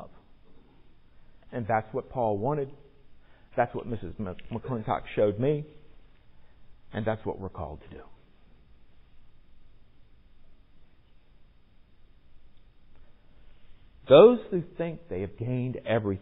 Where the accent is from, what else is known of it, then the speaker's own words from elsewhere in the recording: Virginia Beach, Virginia, United States; in my case growing up in Virginia Beach